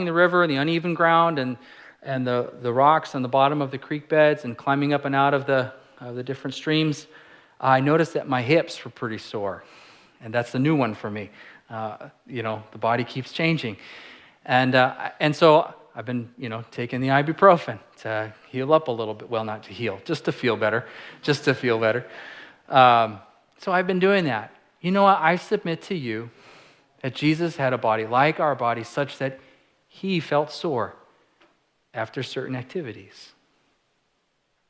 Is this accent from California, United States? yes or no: yes; California, United States; I'm a California kid. I'm from California